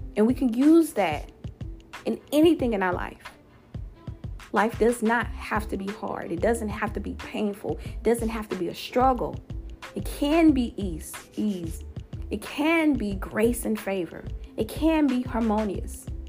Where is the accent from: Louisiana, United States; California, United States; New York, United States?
Louisiana, United States; my home state, of Louisiana